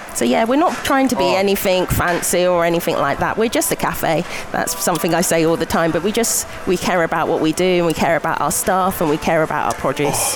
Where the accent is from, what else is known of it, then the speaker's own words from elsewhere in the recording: Buckinghamshire, South East England, United Kingdom; moved away as an adult; now in Glasgow, United Kingdom; I'm from Buckinghamshire, near London.